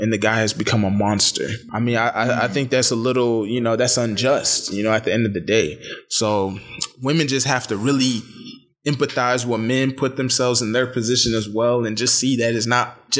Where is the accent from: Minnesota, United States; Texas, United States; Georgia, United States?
Texas, United States; Dallas; I'm from Dallas, Texas.